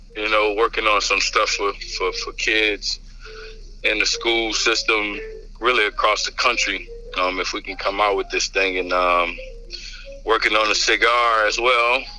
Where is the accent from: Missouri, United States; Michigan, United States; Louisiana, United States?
Louisiana, United States; I'm from Louisiana